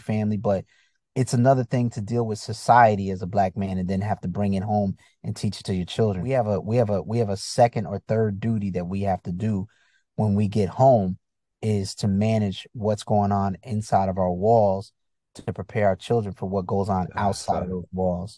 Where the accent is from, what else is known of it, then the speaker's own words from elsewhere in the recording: Bridgeport, Connecticut, United States; also born or lived in Chicago, Illinois / Virginia; I grew up in Connecticut